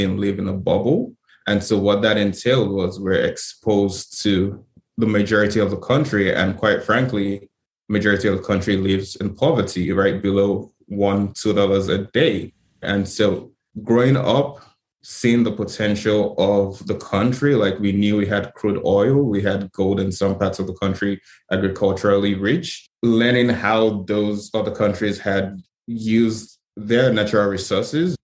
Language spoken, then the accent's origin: English; Nigeria; moved away as an adult; now in United States; I grew up, born and raised in Nigeria and moved to the US for my undergraduate degree